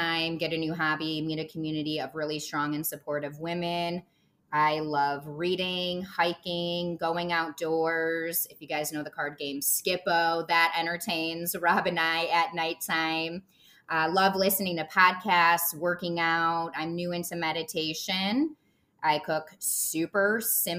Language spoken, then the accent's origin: English; Michigan, United States; also born or lived in Chicago, Illinois; now in Chicago suburbs, United States; I am born and raised in Michigan, and I live in the suburbs of Chicago, Illinois